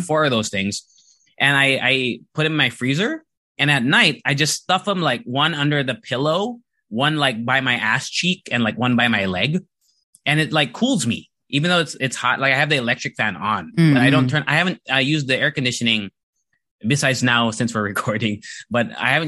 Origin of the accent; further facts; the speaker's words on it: Japan; I went to an international school when I was growing up in Japan.